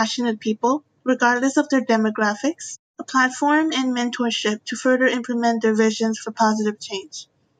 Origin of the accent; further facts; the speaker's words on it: Myanmar; I'm from Myanmar.